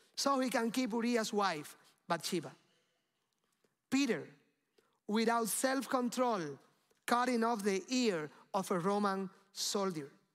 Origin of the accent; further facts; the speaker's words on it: Cuba; moved away; I came from Cuba